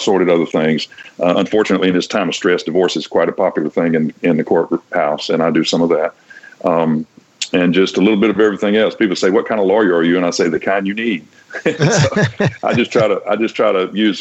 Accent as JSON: {"language": "English", "town": "Vicksburg", "region": "Mississippi", "country": "United States", "tie": "born or raised there", "moved": "yes", "said": "when I was a kid, I grew up in Vicksburg."}